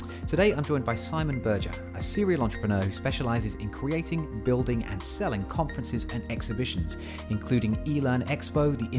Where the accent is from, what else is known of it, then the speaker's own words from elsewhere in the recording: United Kingdom; You're British and I'm British.